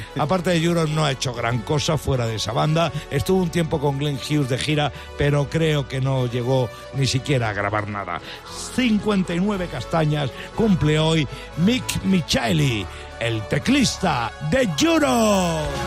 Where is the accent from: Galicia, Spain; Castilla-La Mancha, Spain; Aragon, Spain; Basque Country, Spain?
Castilla-La Mancha, Spain; Talavera de la Reina; now in Madrid, Spain; pero si yo soy de Talavera, pero si yo vivo en Madrid